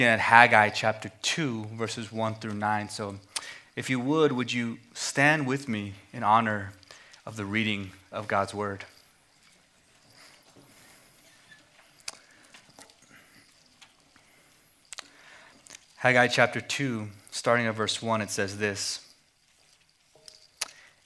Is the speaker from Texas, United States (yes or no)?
yes; Amarillo, Texas, United States; moved away as an adult; also born or lived in Philadelphia; I was born and raised in Amarillo, Texas, but moved to Philadelphia to go to seminary